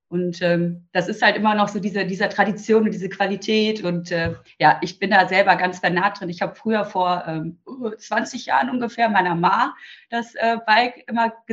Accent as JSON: {"language": "German", "town": "Düsseldorf", "region": "North Rhine-Westphalia", "country": "Germany", "said": "Ähm, ich komme aus Düsseldorf"}